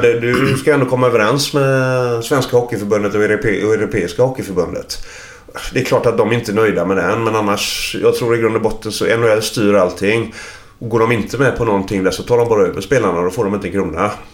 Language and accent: Swedish; Sweden; Där är jag uppvuxen